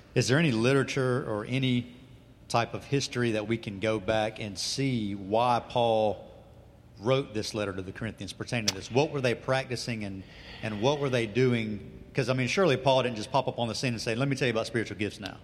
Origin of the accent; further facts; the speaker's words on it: United States; an American Christian